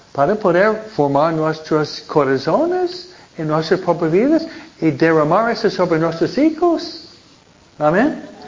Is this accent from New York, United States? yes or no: yes; New York, United States; now in California, United States; Nueva York, de donde vengo yo